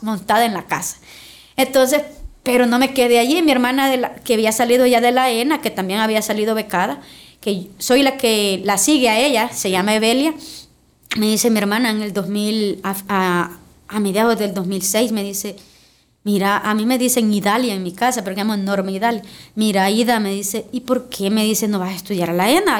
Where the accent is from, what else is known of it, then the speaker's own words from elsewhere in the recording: Ciudad Arce, La Libertad, El Salvador; Yo vengo de una cuna muy humilde, vengo del municipio de Ciudad Arce, que es de mi querido departamento